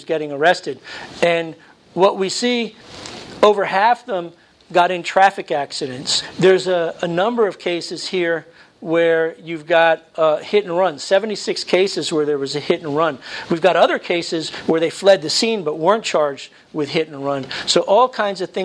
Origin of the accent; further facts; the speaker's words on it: New Jersey, United States; I was born in New Jersey.